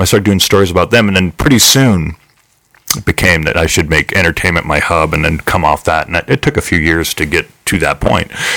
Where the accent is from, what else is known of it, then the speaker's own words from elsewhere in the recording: Chico, California, United States; moved away as an adult; also born or lived in Redding, California; now in Las Vegas, United States; my hometown in Chico, California